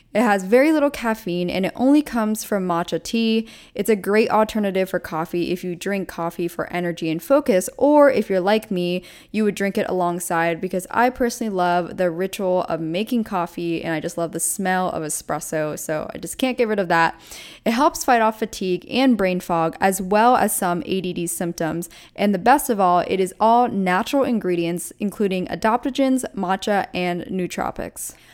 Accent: East Coast, United States; now in New York City, United States; I grew up on the East Coast

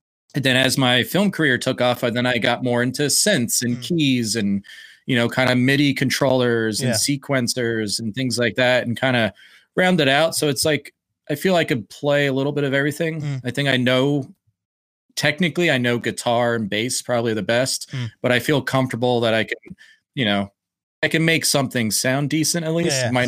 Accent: Philadelphia, Pennsylvania, United States; cause I grew up in Philly and all those guys live just outside of Philly.

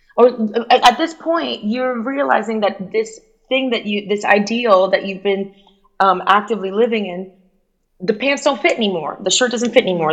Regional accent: Miami, Florida, United States; accent: Miami; moved away; also born or lived in Cuba / New York; I had a Miami accent

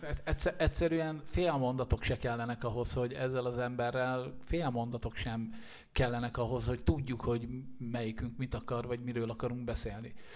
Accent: Szirák, Nógrád, Hungary; moved away as an adult; now in Budapest, Hungary; kilométerre lévő kisfaluban nőttem én föl, aminek Sziráka neve, és Észak-Magyarországon található Nógrád megyében

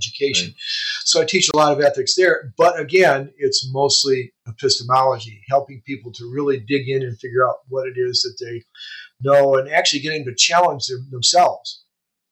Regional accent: Michigan, United States; my background is that I'm from Michigan. I've grown up in Michigan

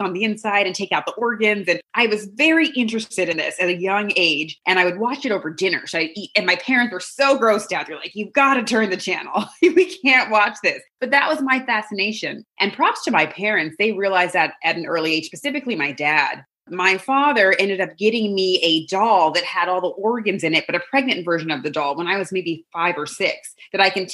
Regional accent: South Bay, Bay Area, California, United States; I'm from the Bay Area, born and raised in the South Bay

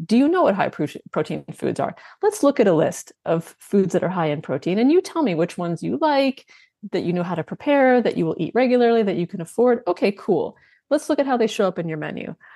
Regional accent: Canada; I'm Canadian

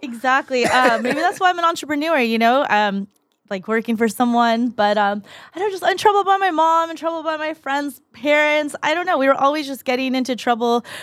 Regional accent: Mission Viejo, California, United States; also born or lived in La Paz, Bolivia; raised in Mission Viejo. Born in La Paz, Bolivia. Came here when I was two and, um, raised in Mission Viejo

